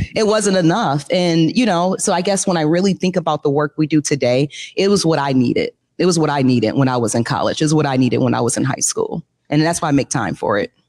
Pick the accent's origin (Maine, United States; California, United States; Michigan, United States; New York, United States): Michigan, United States; Detroit; I grew up in Detroit